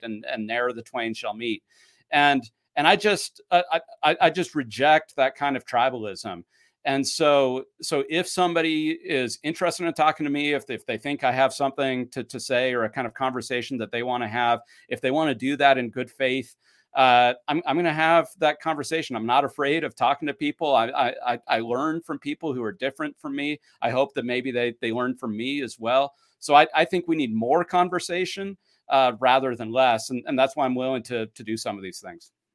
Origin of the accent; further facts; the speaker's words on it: Utah, United States; also born or lived in Claremont, California / Logan, Utah; born and raised in Utah